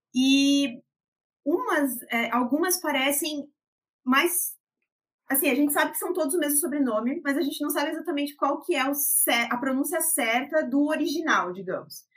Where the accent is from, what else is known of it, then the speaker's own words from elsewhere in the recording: Jaraguá do Sul, Santa Catarina, Brazil; now in Curitiba, Brazil; na minha cidade natal, que é Jaraguá do Sul